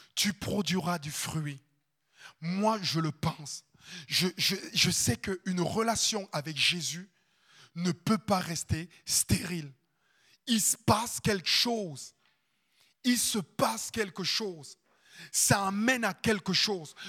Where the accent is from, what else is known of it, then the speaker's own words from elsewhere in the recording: Cameroon; moved away as an adult; also born or lived in Landes, France; now in France; j'habite un ghetto en Afrique. Ma famille, elle est super pauvre.